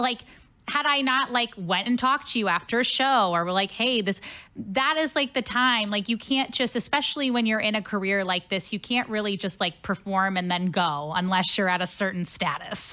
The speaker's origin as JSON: {"language": "English", "town": "Cincinnati", "region": "Ohio", "country": "United States", "tie": "born or raised there", "moved": "as an adult", "lives_now": "St. Louis, United States", "said": "I'm originally from Cincinnati. So, not oh. too different from St. Louis, but yep, I, I grew up in Cincinnati my whole life"}